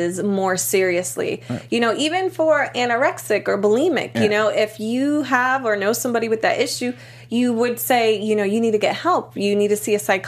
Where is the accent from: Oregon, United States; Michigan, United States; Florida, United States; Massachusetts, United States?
Massachusetts, United States; Boston; I'm from Boston